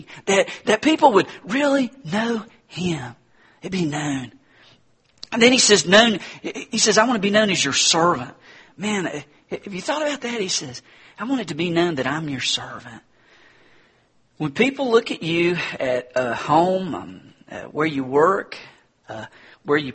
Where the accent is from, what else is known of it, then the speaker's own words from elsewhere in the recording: Hendersonville, North Carolina, United States; my hometown, Harrisonville, North Carolina